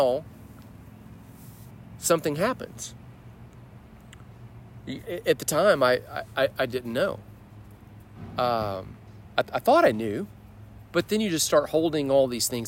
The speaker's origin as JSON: {"language": "English", "town": "Birmingham", "region": "Alabama", "country": "United States", "tie": "born or raised there", "also_born_or_lived": "Texas", "said": "But around fifth grade, we moved to Birmingham"}